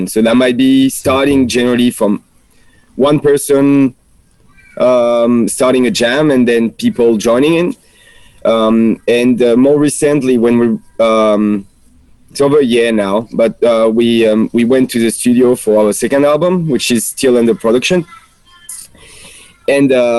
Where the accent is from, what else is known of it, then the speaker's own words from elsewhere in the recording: France; accent: French; English is a second language; moved away as an adult; now in Australia; it's my French accent. I can't really hide it despite 5 years here